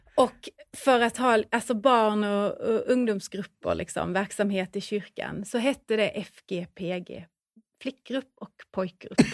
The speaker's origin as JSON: {"language": "Swedish", "town": "Säteröd", "region": "Skåne", "country": "Sweden", "tie": "born or raised there", "said": "Säteröd. Precis, där har jag bott hela min uppväxt"}